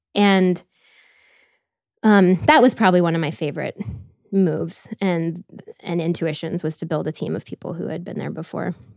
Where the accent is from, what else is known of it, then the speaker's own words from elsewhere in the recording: Tampa, Florida, United States; moved away; also born or lived in Washington, D.C.; I grew up outside of Tampa, Florida